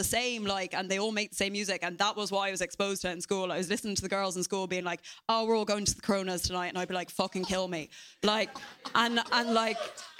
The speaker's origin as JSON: {"language": "English", "country": "Ireland", "tie": "born or raised there", "said": "growing up in Ireland"}